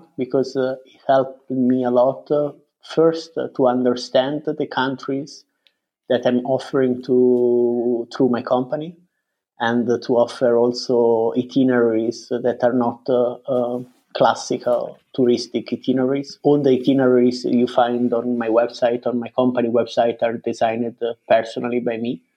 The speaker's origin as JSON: {"language": "English", "country": "Italy", "also_born_or_lived": "United Kingdom", "moved": "as an adult", "lives_now": "Berlin, Germany", "said": "I come from Italy, but I have been living in Berlin for the last 10 years"}